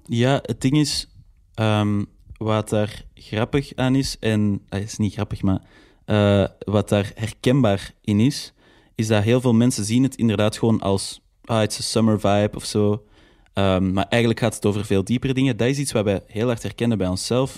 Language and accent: Dutch; Antwerp, Flanders, Belgium; mijn roots liggen zo echt in Antwerpen